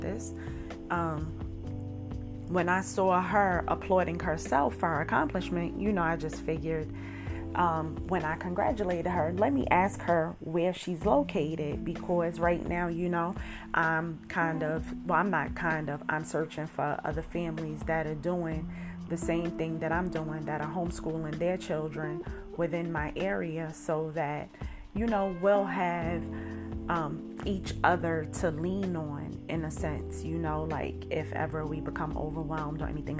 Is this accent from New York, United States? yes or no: yes; New York City, New York, United States; I grew up in Brooklyn, New York